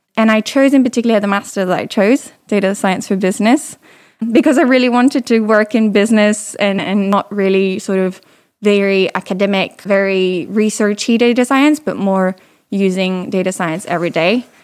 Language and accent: English; Paris, Île-de-France, France; accent: slight British; English is a second language; moved away as an adult; also born or lived in London; I'm originally French. I grew up in Paris and I was um, in high school in Paris